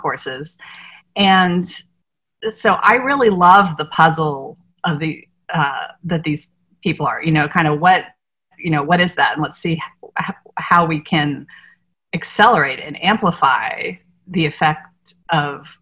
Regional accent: Northern Virginia, United States; moved away as an adult; also born or lived in San Diego; now in New Orleans, United States; I grew up in Northern Virginia, outside of Washington D.C.

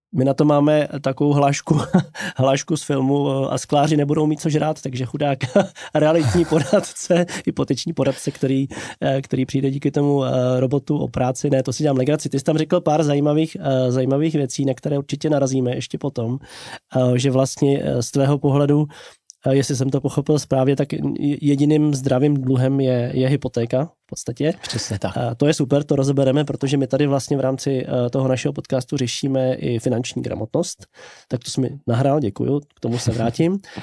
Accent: Czechia; protože jsem Čech jak poleno

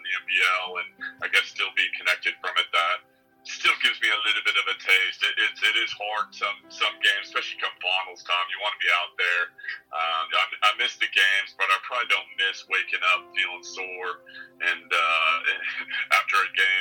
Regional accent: Nebraska, United States; moved away as an adult; also born or lived in Florida / Arizona; now in Australia; growing up in Nebraska

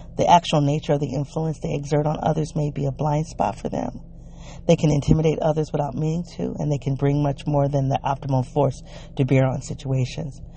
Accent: United States; accent: African American English (ethnic talk); first language African American English

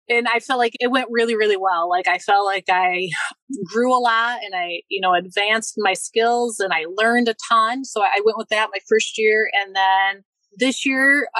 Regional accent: Michigan, United States; close to my parents, my hometown

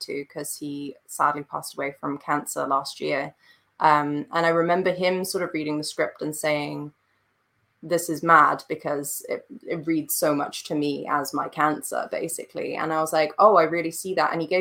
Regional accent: Switzerland; moved away; I'm European. I grew up in Switzerland.

